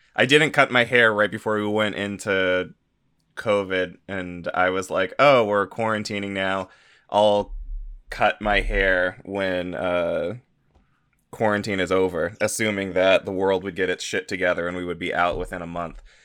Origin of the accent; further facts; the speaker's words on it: United States; as an American